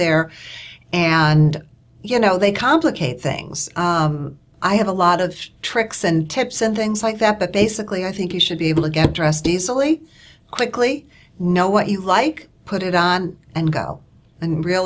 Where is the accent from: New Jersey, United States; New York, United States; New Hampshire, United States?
New York, United States; Buffalo; moved away as an adult; I grew up in Buffalo, and my dad was a fan of always looking proper